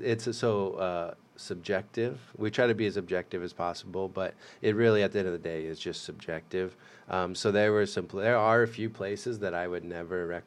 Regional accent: United States; I grew up in the Quad Cities

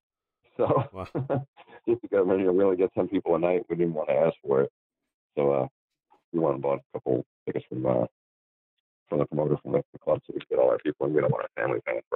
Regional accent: United States; we're from New York

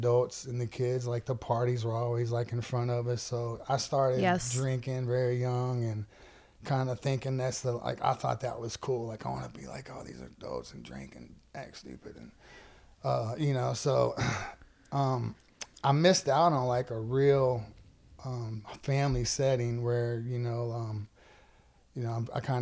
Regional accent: Kentwood, Louisiana, United States; My dad is still in Kentwood, yeah. Where I grew up

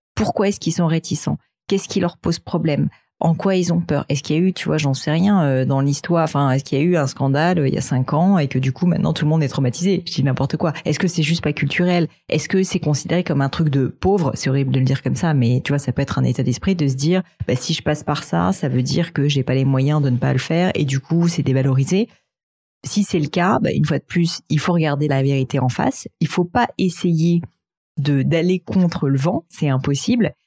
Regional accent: France; je suis française

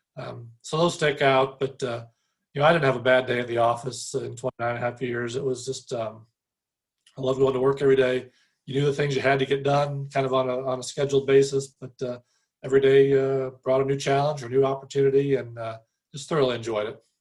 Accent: St. Louis, Missouri, United States; moved away as an adult; also born or lived in Ohio / Purdue, Indiana; now in West Lafayette, United States; born and raised in St. Louis

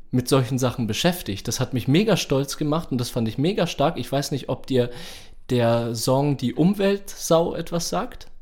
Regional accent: Nuremberg, Bavaria, Germany; ich bin ja in Langwasser aufgewachsen

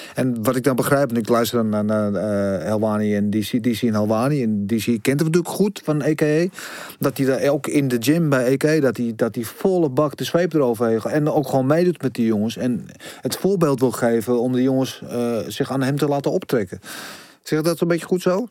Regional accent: Netherlands; als arrogante Nederlanders

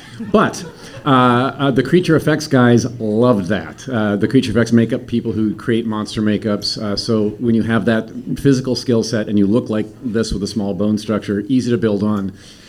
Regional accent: Indianapolis, Indiana, United States; moved away as an adult; now in Los Angeles, United States; I was born in Indianapolis, Indiana. Good Midwestern boy. And came out here in 1985 to be in sitcoms.

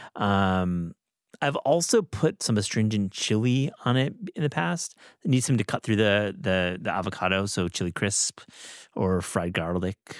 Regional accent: Midwest, United States; moved away; growing up in the Midwest

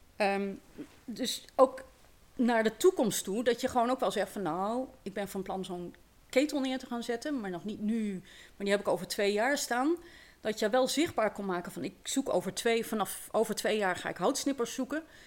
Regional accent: Eindhoven, North Brabant, Netherlands; moved away as an adult; now in Lunteren, Netherlands; Ik ben inderdaad opgegroeid in, eh, in Eindhoven.

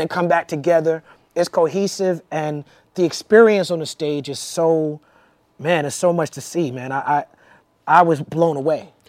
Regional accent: New York, United States; the East Coast growing up in New York

